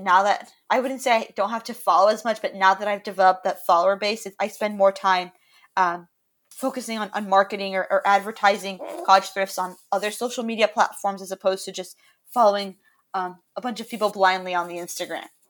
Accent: Miami, Florida, United States; I'm currently calling from my home in Miami, Florida, where I was born and raised

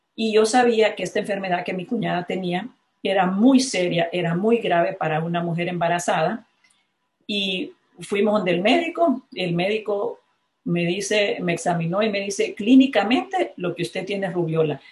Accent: La Ceiba, Atlántida, Honduras; me cruzaba las tres avenidas principales de La Ceiba, de donde soy originaria

